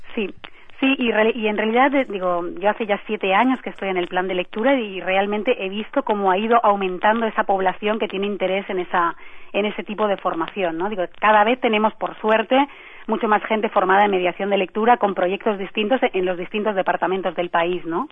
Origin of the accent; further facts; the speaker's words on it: Spain; digo yo como española